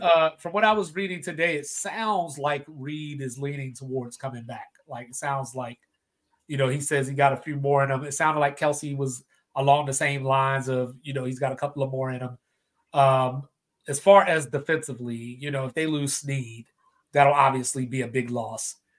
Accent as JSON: {"language": "English", "town": "Baltimore", "region": "Maryland", "country": "United States", "tie": "born or raised there", "said": "my hometown Baltimore Ravens"}